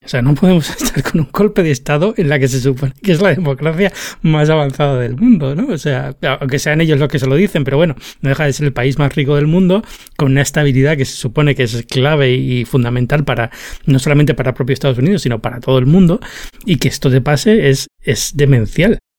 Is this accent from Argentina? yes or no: no; Spain; moved away as an adult; now in United States; vengo de España